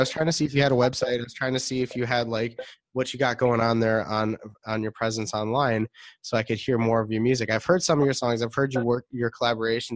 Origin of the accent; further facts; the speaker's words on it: Detroit, Michigan, United States; moved away; I'm from Detroit, Michigan originally